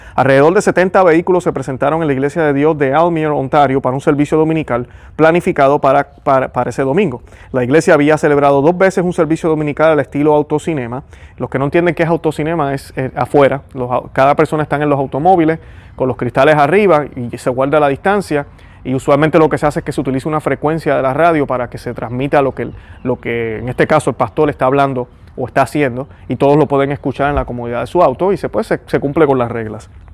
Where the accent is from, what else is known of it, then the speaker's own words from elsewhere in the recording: Puerto Rico; los puertorriqueños somos puertorriqueños, eso nos hace hermanos, porque tenemos en común una tierra, tenemos en común una patria